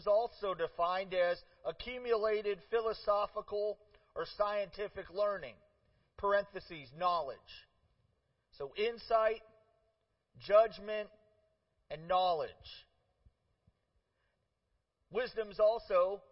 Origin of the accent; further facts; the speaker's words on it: Parma, Ohio, United States; also born or lived in Cleveland, Ohio; We moved to the biggest suburb in town, just outside of town, Parma, and I lived there, grew up there